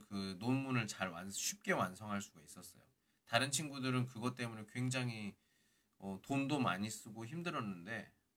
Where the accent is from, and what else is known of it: South Korea; now in Qingdao, China